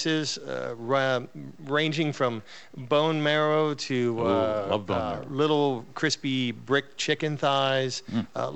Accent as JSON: {"language": "English", "town": "Solomons", "region": "Maryland", "country": "United States", "tie": "born or raised there", "moved": "yes", "lives_now": "Santa Rosa, United States", "said": "I'm an East Coast boy from Southern Maryland."}